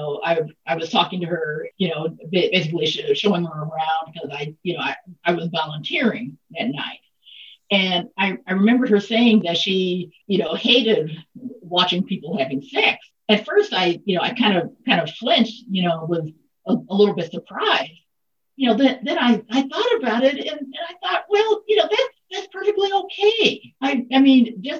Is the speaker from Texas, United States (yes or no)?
no; Mississippi, United States; born and raised in Mississippi